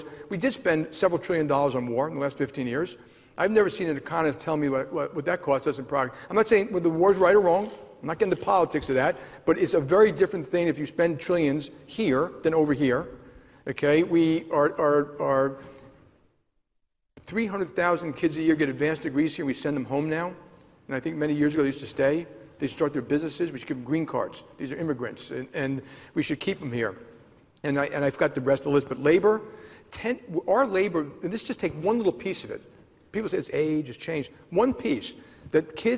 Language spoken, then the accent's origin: English; United States; as an American